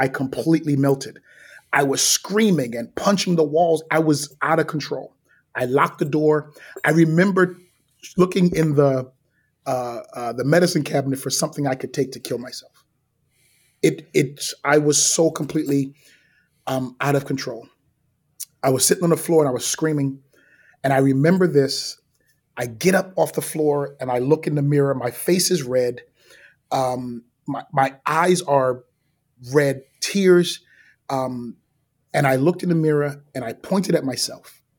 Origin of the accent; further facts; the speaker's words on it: New York City, New York, United States; I grew up in Brooklyn.